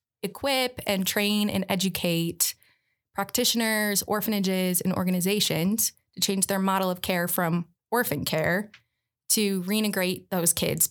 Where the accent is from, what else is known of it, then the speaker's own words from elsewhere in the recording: Detroit, Michigan, United States; moved away as an adult; also born or lived in Guatemala / Las Vegas, Nevada / Albuquerque, New Mexico; now in Seattle, United States; I'm from Michigan.